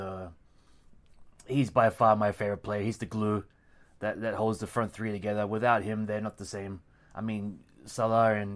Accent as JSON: {"language": "English", "country": "Australia", "moved": "as an adult", "lives_now": "Japan", "said": "I've been in Japan for 16 years now. Via Australia. My father's Cumbrian, actually. But I'm Australian."}